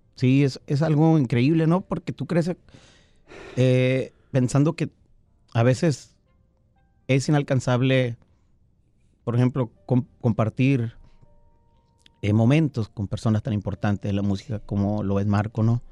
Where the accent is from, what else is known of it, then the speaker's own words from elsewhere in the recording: Pueblos Unidos, Sinaloa, Mexico; donde yo me crié, pues en Pueblos Unidos